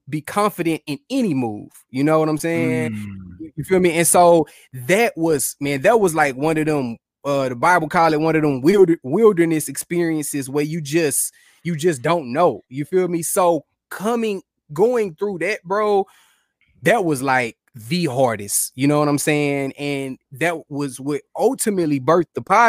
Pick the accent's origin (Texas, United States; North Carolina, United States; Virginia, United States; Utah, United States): Texas, United States; Houston; moved away as an adult; now in Kansas City, United States; born and bred in Houston